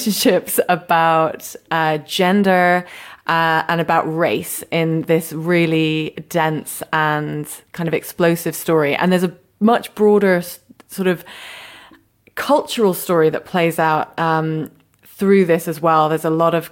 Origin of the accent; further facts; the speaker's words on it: United Kingdom; accent: British; my British accent